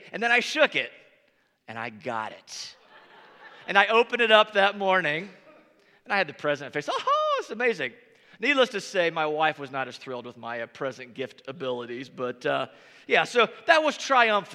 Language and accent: English; Northern Indiana, United States; moved away; growing up in Northern Indiana